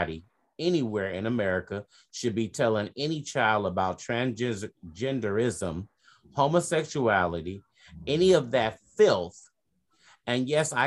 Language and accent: English; Texas, United States; now in California, United States; I can't claim Texas no more as my home